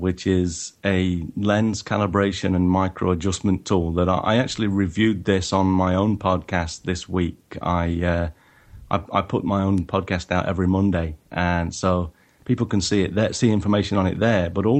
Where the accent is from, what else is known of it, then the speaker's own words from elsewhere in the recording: England, United Kingdom; even though I am originally from England.